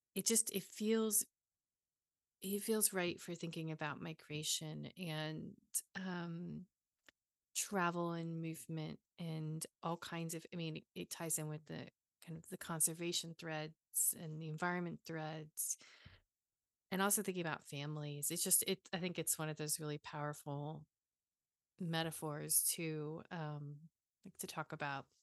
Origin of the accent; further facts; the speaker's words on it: the South, United States; growing up in the South